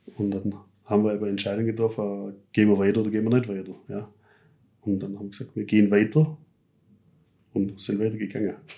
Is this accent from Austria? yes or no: no; Germany; da sind wir Deutsche